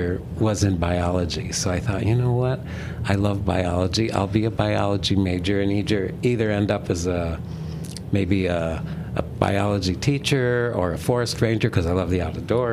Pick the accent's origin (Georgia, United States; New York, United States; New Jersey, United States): New York, United States; Dunkirk; also born or lived in Boston; I'm from Dunkirk, born and raised in Dunkirk, New York